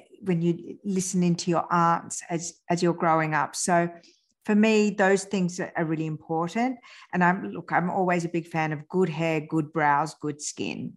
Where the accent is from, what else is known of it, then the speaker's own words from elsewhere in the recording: France; I was born in France, but both my parents are Iranian